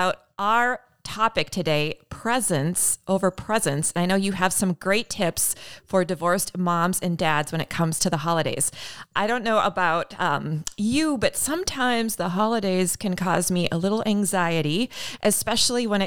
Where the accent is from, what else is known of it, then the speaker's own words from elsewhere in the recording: Midwest, United States; I'm a Midwesterner